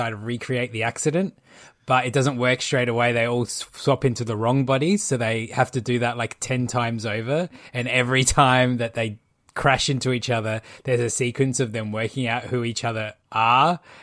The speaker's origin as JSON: {"language": "English", "country": "Malta", "said": "I'm Maltese"}